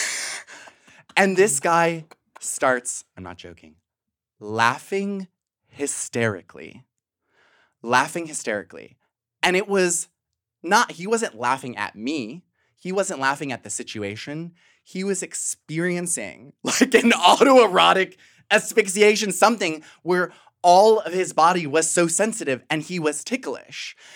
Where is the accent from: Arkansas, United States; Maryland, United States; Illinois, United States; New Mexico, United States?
Illinois, United States; Western Springs; also born or lived in Chicago; now in Brooklyn, United States; I was born in the South Side, raised in the suburbs